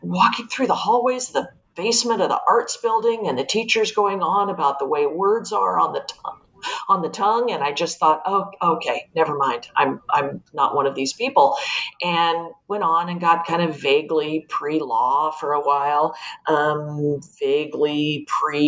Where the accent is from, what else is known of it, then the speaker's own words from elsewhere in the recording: Los Angeles, California, United States; I was born in Los Angeles, like Elena was, grew up in a setting very similar to that of her childhood, the LA foothills